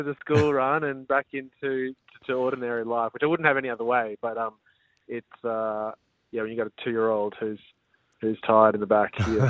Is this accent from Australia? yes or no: yes; Queensland, Australia; now in Sunshine Coast, Australia; No, I grew up in Brizzy Hills.